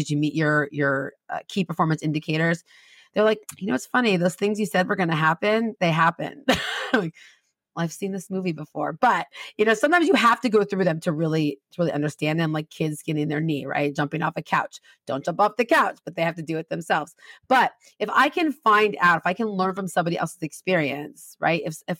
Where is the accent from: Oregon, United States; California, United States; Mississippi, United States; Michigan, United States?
California, United States; Redlands; No, I grew up in Southern California. I grew up in this little town called Redlands, which is the town you pass through to go to all the cool towns in Southern California.